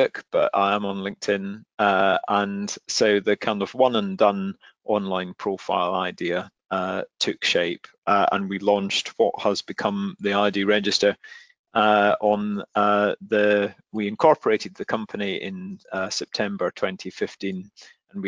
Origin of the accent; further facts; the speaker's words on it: Glasgow, Scotland, United Kingdom; I grew up in Glasgow